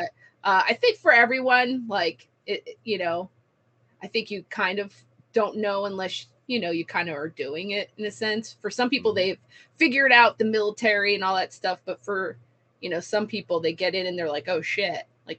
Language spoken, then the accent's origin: English; Edison, New Jersey, United States; also born or lived in Plainfield; I was born in Plainfield, New Jersey, in Muhlenberg Hospital. My grandmother actually was the nurse who delivered all the grandbabies. She was a pediatric nurse. Yeah. But I lived in Edison I don't know if you're familiar with that area at all.